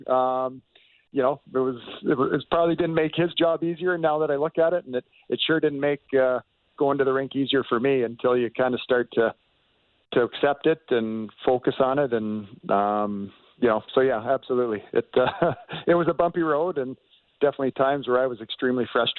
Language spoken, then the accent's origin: English; Canada; as a Canadian